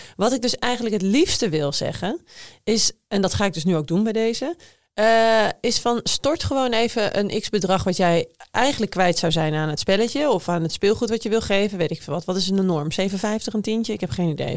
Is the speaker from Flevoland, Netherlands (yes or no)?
yes; Emmeloord, Flevoland, Netherlands; ik kom dus uit Emmeloord. Dat is een klein dorp ergens in de Flevopolder